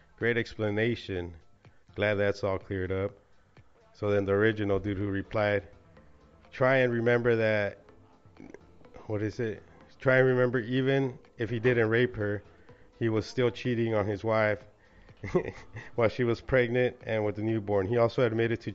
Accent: Southern California, United States; growing up in Southern Cali

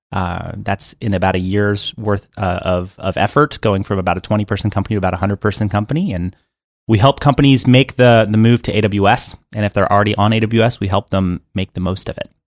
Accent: Miami, Florida, United States; also born or lived in Atlanta; now in Los Angeles, United States; I was growing up in Miami, Florida.

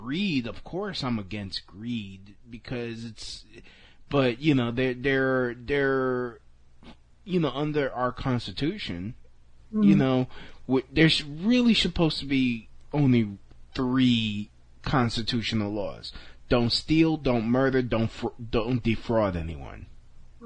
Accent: New York, United States; I was born here. I'm a New Yorker.

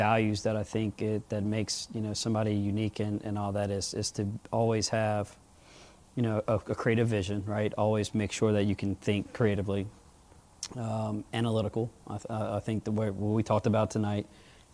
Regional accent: Baton Rouge, Louisiana, United States; I'm just a little guy from Baton Rouge

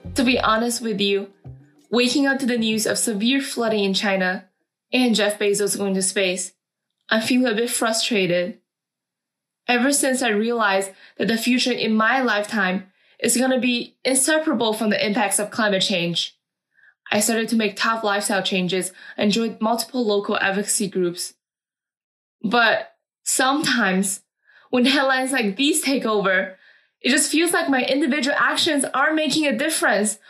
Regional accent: Ontario, Canada; I'm from Ontario, Canada, and I'm a rising freshman at UNC Chapel Hill

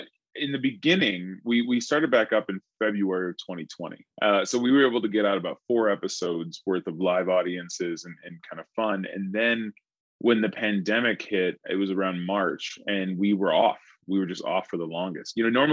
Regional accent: Columbus, Georgia, United States; their journey to go back to my hometown, which is Columbus, Georgia.

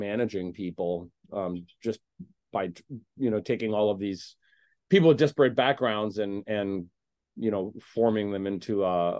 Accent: Indiana, United States; now in Chicago, United States; It was kind of the restaurant where I sort of found my footing in Chicago after I moved here from Indiana.

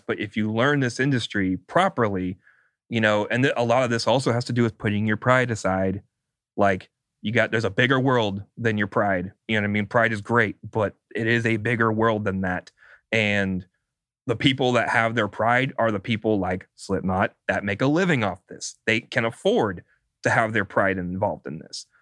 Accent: California, United States; I'm a Californian

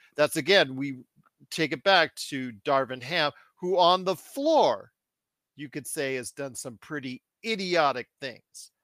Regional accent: Inglewood, California, United States; I was born in Inglewood, California.

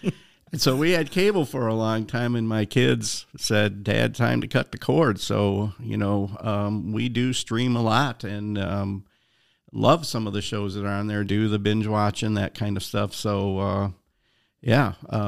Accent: Chicago, Illinois, United States; You know, I'm from the South Side of Chicago, so I like Chicago style pizza

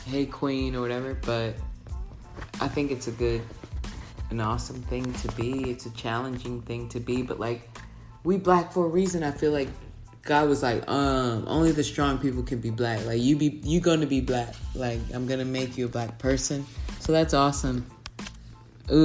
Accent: Texas, United States; I'm a Texan

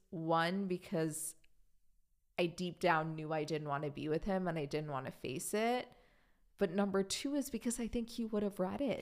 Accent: Germany; moved away; growing up in Germany

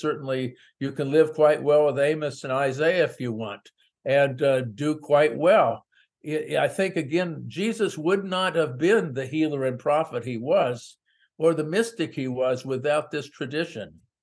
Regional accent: San Francisco Bay Area, California, United States; also born or lived in small town America; I grew up in the San Francisco Bay Area

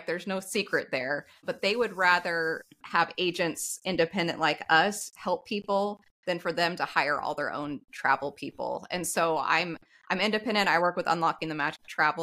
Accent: Texas, United States; I'm from Texas

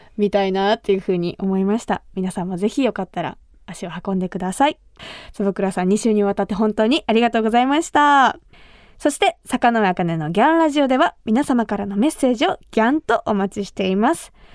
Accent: Kumamoto, Japan; 私が生まれ育った熊本

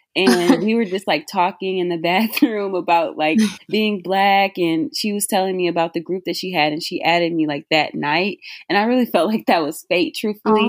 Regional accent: Detroit, Michigan, United States; I'm from Detroit

